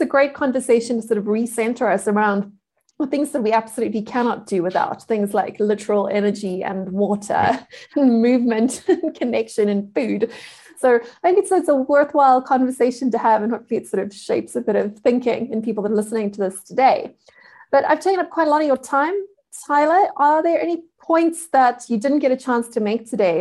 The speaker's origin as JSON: {"language": "English", "country": "South Africa", "said": "I am a South African."}